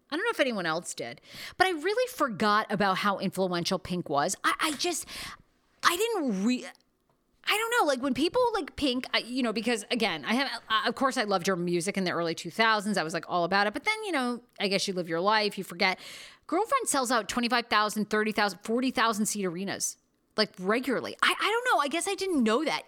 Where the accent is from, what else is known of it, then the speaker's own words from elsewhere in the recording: Maine, United States; I'm from Maine